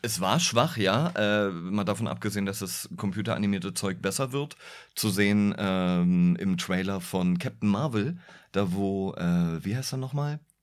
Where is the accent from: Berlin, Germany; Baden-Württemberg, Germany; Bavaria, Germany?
Berlin, Germany; ich bin Berliner